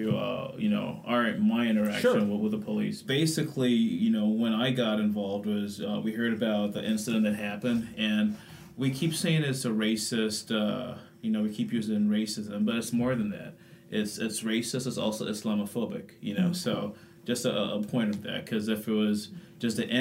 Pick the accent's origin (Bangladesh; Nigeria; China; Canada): Nigeria; now in La Crosse, United States; an American Muslim, you know, from Nigeria